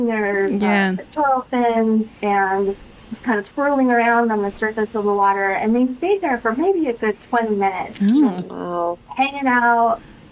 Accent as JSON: {"language": "English", "region": "Southern California", "country": "United States", "tie": "born or raised there", "said": "I grew up in Southern California."}